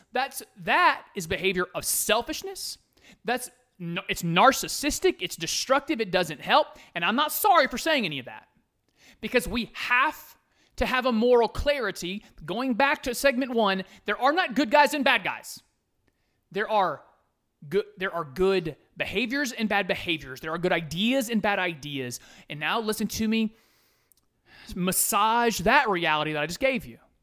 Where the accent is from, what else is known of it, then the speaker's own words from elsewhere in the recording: United States; I am an American